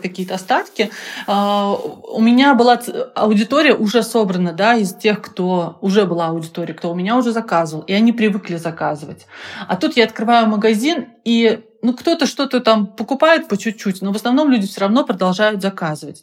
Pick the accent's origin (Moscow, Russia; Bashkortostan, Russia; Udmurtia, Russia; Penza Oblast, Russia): Penza Oblast, Russia; Penza; Я, кстати, из Пензы